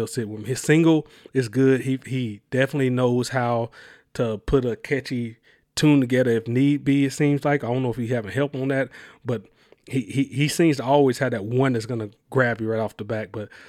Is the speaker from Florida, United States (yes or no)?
no; Mobile, Alabama, United States; I you know, I'm from Mobile, Alabama, and then having to travel around, I kind of got a lot what he was saying.